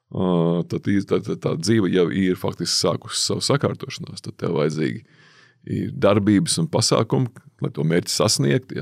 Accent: Latvia

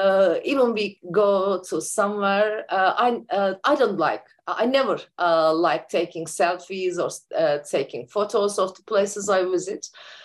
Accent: Turkey; I'm from Turkey and living in Ankara, the capital city of Turkey.

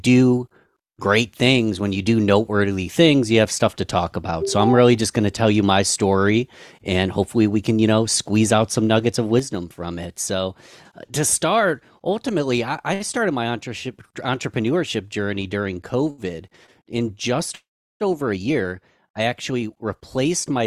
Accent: Rochester, New York, United States; my hometown of Rochester, New York

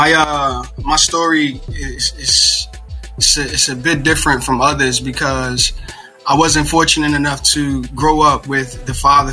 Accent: Philadelphia, Pennsylvania, United States; moved away; also born or lived in Newark, New Jersey; born and raised in West Philadelphia

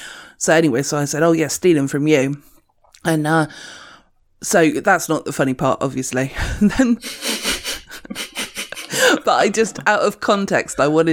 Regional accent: United Kingdom; You know, I'm a British person, so I'm fine, is what I'm going to say from now on.

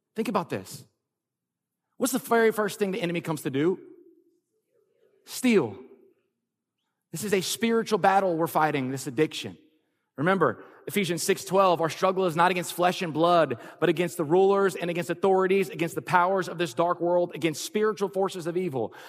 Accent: Lafayette, Louisiana, United States; moved away as an adult; also born or lived in California; We're both born and raised in Lafayette, Louisiana

